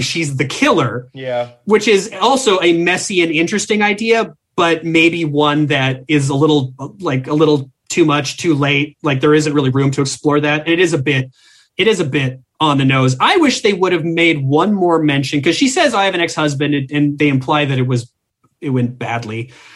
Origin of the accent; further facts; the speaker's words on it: Minnesota, United States; I'm from Minnesota